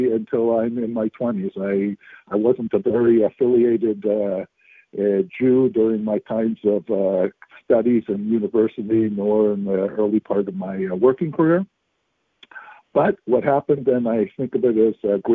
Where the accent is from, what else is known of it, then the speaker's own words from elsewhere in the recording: Northern California, United States; I grew up in Northern California, not actually San Francisco, about an hour north in the wine country